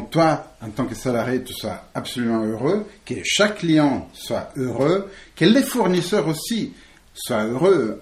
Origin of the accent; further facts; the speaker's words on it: Italy; now in France; Je suis italien, mais hum, j'ai fait un peu le tour du monde. Je suis atterri ici en France il y a quelques temps